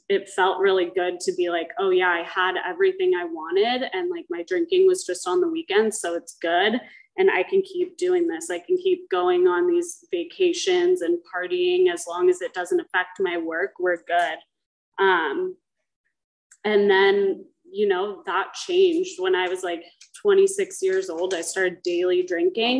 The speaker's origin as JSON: {"language": "English", "town": "Dana Point", "region": "California", "country": "United States", "tie": "born or raised there", "said": "I grew up in Dana Point with a mother who was in Alcoholics Anonymous"}